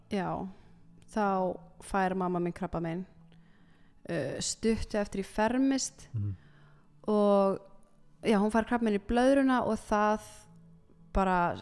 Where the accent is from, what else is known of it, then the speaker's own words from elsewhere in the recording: Iceland; also born or lived in Milan, Italy; ég fættist á Ítalju